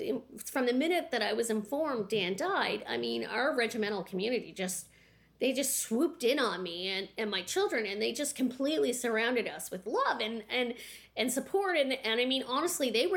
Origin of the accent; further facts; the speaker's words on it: the Maritimes, Canada; moved away; also born or lived in Pembroke, Ontario / Petawawa, Ontario; I come from the Maritimes